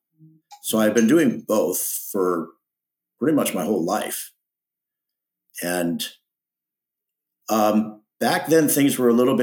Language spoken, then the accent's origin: English; Los Angeles, California, United States; I grew up in the San Fernando Valley, which is a suburb of Los Angeles